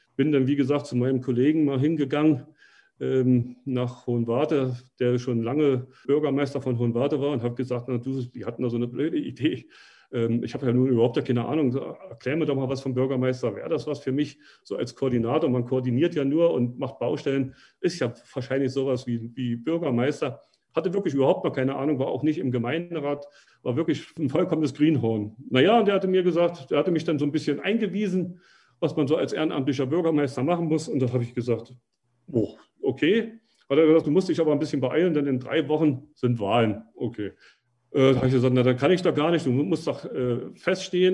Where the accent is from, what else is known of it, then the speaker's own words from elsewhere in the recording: Berlin, Germany; moved away as an adult; now in Drognitz, Germany; ich bin gebürtiger Ostberliner. Ich bin also in Lichtenberg groß geworden, in Berlin-Lichtenberg